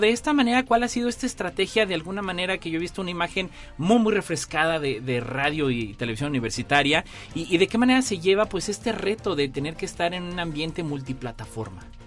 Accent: San Luis Potosí, Mexico; los que somos potosinos

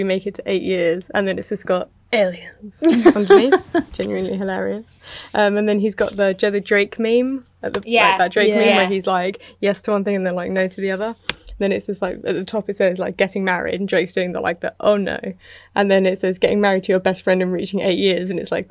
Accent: United Kingdom; I'm British

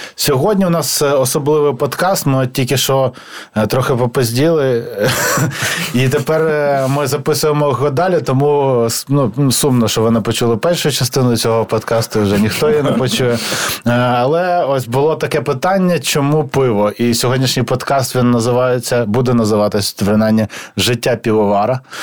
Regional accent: Kyiv, Ukraine; я зростав в Києві

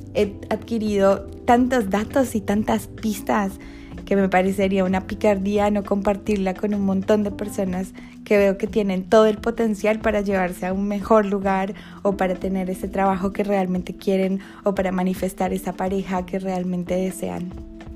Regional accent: Colombia; moved away as an adult; now in Argentina; soy colombiana emprendedora

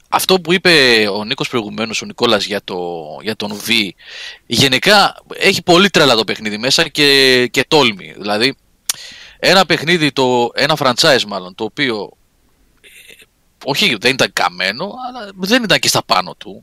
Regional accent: Athens, Attica, Greece; του λέω από την Αθήνα

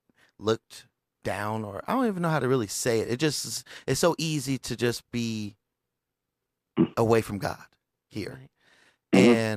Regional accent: California, United States; now in Las Vegas, United States; I'm from California

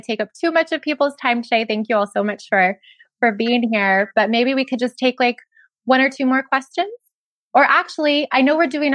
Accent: Ventura, California, United States; my hometown of Ventura

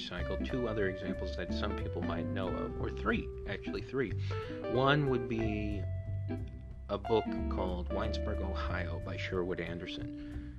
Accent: Honduras; the country of Honduras, my home country

